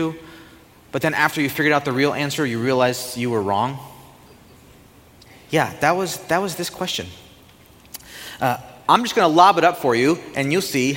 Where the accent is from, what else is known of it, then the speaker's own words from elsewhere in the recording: United States; as an American